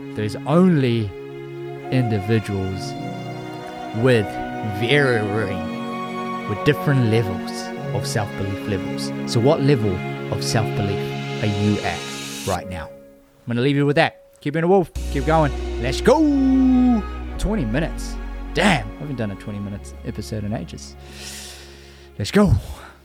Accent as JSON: {"language": "English", "country": "Fiji", "tie": "born or raised there", "moved": "yes", "said": "after going to Fiji, spending some time in my hometown"}